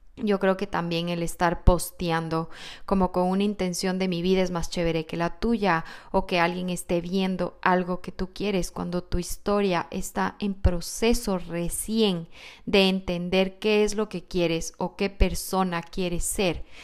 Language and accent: Spanish; Quito, Pichincha, Ecuador; Soy quiteña y mi país, Ecuador